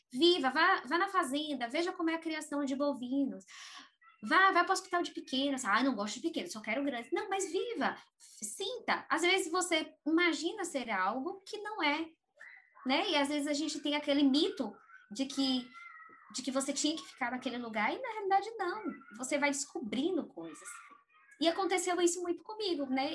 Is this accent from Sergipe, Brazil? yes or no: yes; Aracaju, Sergipe, Brazil; also born or lived in Bahia; No estado de Sergipe, na cidade chamada Aracaju tá? E é, eu cresci lá, apesar de ser baiana